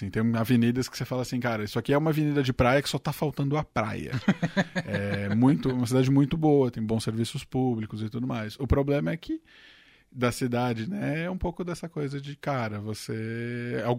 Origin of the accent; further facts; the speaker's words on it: São Paulo, Brazil; Porque eu torço pro Santos e eu sou do ABC